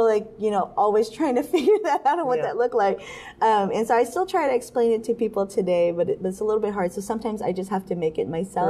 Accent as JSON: {"language": "English", "town": "Honokaa", "region": "Hawaii", "country": "United States", "moved": "yes", "said": "I'm from Honokaa"}